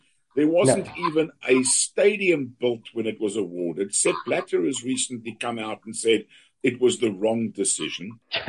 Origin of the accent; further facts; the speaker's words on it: South Africa; me at least as a South African